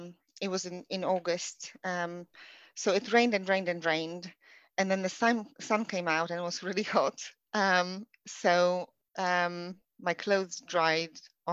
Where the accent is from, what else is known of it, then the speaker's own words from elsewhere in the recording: Poland; English is a second language; now in United Kingdom; I moved over to the UK from Poland in 2008.